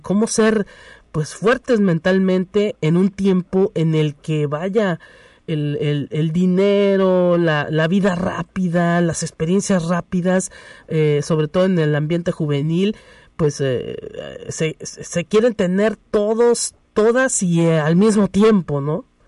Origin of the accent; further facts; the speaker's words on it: Mexico; nosotros como mexicanos a lo mejor luego a veces somos muy pesaditos